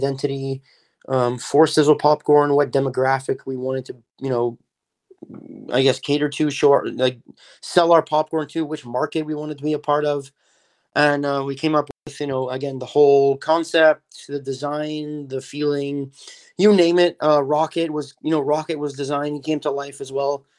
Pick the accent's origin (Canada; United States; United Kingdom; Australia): Canada; Montreal, Quebec; So I grew up in Montreal. I actually still live here in Montreal, Canada